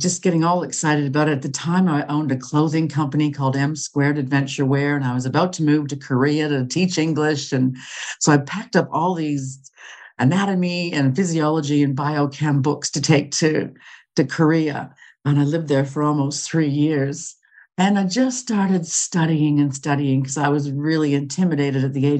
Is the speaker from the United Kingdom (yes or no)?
no; Canada; moved away as an adult; also born or lived in Australia; I'm originally from Canada, but I was living in Australia